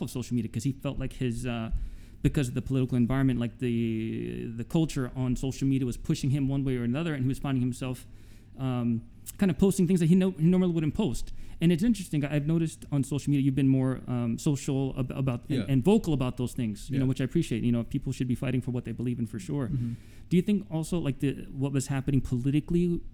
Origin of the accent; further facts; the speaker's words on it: East Brunswick, New Jersey, United States; also born or lived in Newark, New Jersey; I was born in Newark. But we moved out when I was 5. We moved to East Brunswick, which is a generally Caucasian town.